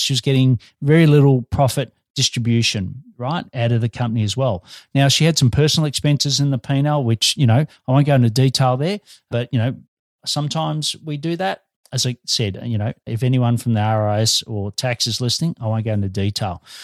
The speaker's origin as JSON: {"language": "English", "country": "Australia"}